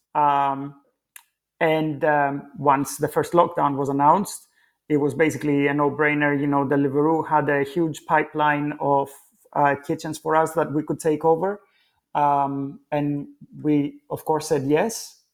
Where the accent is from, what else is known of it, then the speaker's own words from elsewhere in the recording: Athens, Attica, Greece; now in London, United Kingdom; being born and brought up in Athens